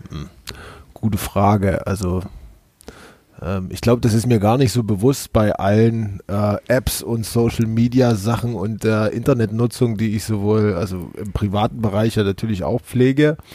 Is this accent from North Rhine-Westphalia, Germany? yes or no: no; Saxony, Germany; born there; ich bin ähm, 36 Jahre, ähm, gebürtig aus der Nähe von Chemnitz, äh, wohnhaft in der Nähe von Hamburg und ansonsten immer unterwegs.